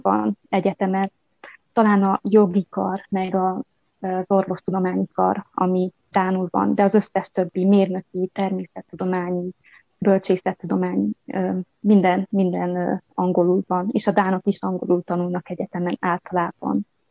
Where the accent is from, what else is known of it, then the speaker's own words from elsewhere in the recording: Telečka, Vojvodina, Serbia; moved away as an adult; also born or lived in Subotica, Serbia / Novi Sad, Serbia / United States / Budapest, Hungary; now in Horsens, Denmark; Vajdaságból, Nyugat-Bácskából származom. Egy bács, a falunak a neve Bácsgyula falva, Telecska. Itt nőttem fel